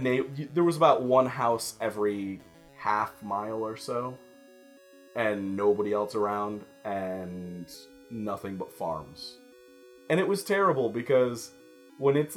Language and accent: English; Michigan, United States; I'm from Michigan